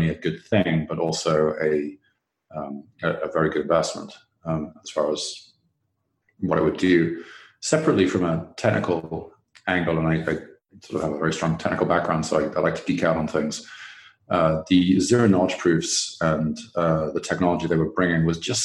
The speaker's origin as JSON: {"language": "English", "region": "England", "country": "United Kingdom", "moved": "yes", "said": "my home country, England"}